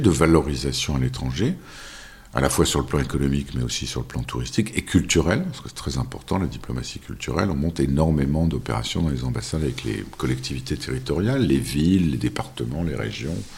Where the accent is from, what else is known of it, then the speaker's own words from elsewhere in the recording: France; moved away as an adult; also born or lived in Russia / China / Turkey; quand on est français